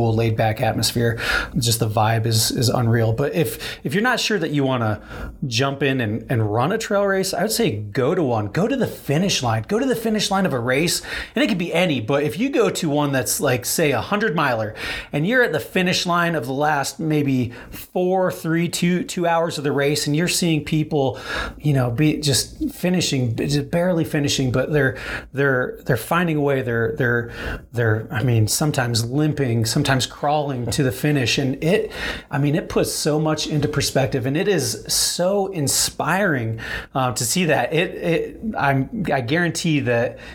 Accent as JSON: {"language": "English", "area": "outside of Rapid City", "region": "South Dakota", "country": "United States", "tie": "born or raised there", "moved": "yes", "lives_now": "Denver, United States", "said": "I grew up in South Dakota, outside of Rapid City. So this is kind of my hometown course"}